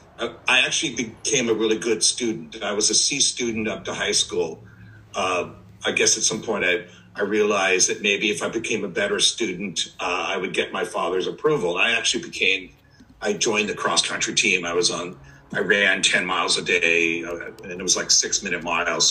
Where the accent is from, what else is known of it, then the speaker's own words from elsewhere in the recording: Orange County, California, United States; I'm actually not from San Diego. I'm actually from Orange County, California